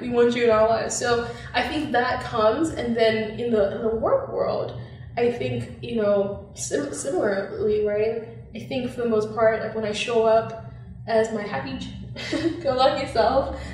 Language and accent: English; Zambia; moved away; growing up in Zambia